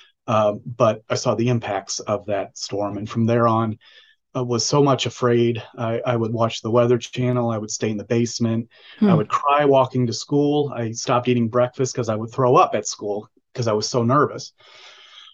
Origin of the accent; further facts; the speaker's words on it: St. Charles, Missouri, United States; moved away as an adult; now in Iowa, United States; I grew up outside of St. Louis, St. Charles, Missouri